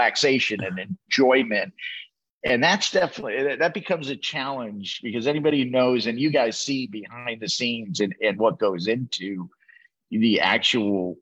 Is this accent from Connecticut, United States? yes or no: yes; New Haven, Connecticut, United States; I'm from New Haven, Connecticut